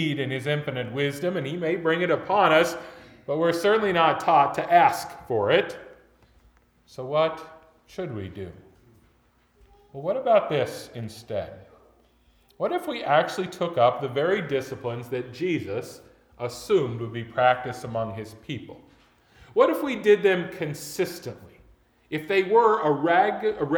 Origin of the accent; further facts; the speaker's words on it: United States; as modern American Christians